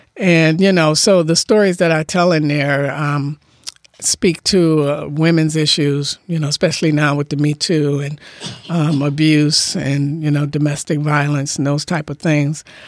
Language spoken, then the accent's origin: English; Detroit, Michigan, United States; now in Bainbridge Island, United States; me growing up in Detroit